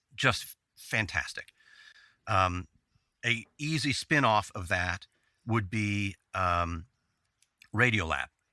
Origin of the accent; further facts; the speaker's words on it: Dallas, Texas, United States; I'm from Dallas. I still am in Dallas.